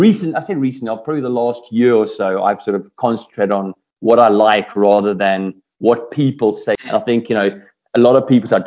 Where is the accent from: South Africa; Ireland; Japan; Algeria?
South Africa; I'm South African